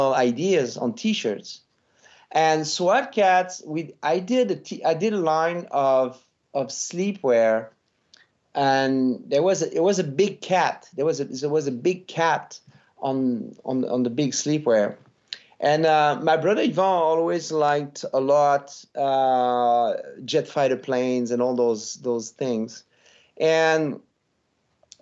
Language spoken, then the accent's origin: English; Montreal, Quebec, Canada; accent: French; English is a second language; moved away as an adult; now in United States; we grew up in Montreal reading French comics and watching American TV